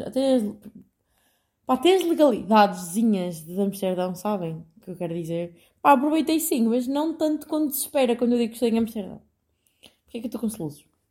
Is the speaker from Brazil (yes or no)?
no; Portugal; moved away as an adult; now in Netherlands; eu sou portuguesa